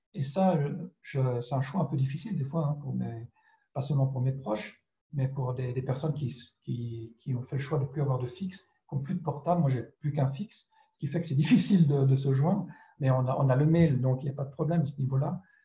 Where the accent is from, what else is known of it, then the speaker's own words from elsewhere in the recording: France; first language French; also born or lived in Ireland; J'étais éduqué en français, en France, c'est ma langue maternelle